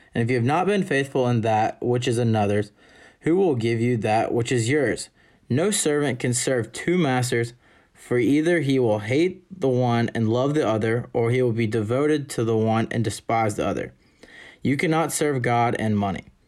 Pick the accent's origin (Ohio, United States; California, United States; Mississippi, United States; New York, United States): Mississippi, United States; Jackson; I'm a senior from Jackson, Mississippi.